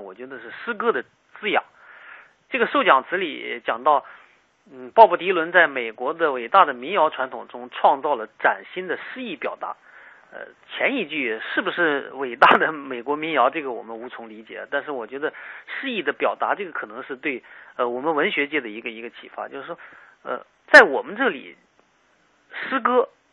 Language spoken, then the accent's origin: Chinese; China; 我们中国人经常看不起现代新诗